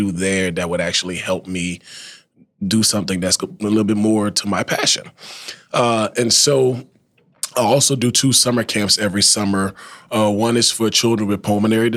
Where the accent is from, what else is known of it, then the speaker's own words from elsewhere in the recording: Thibodaux, Louisiana, United States; now in Lafayette, United States; I'm initially from Thibodaux, Louisiana. I was born and raised there, spent all of my childhood and young adult life there, until I graduated from high school in 2012